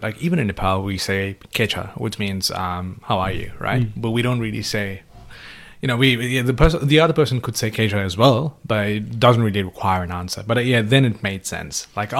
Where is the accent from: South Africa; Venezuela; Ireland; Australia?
Australia